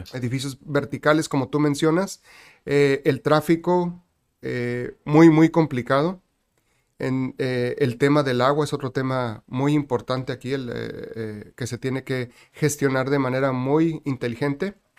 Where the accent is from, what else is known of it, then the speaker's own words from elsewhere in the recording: Tijuana, Baja California, Mexico; also born or lived in Guadalajara; nací en Guadalajara y mis papás migraron para acá cuando yo tenía un año de edad. Así que yo nací en 1976, llegamos aquí en el 77. Okay. Prácticamente toda mi vida aquí en Tijuana, así que me considero tijuanense.